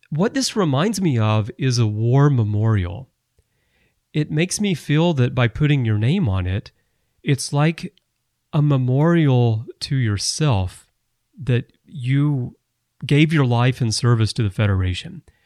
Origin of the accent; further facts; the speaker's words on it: Alabama, United States; moved away; I'm from Alabama originally